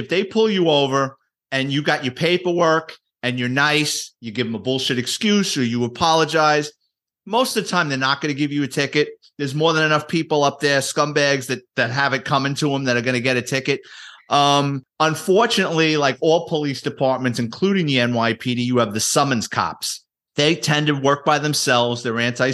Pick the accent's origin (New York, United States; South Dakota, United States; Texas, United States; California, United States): New York, United States; New York City; I grew up in the Bronx, born and raised city kid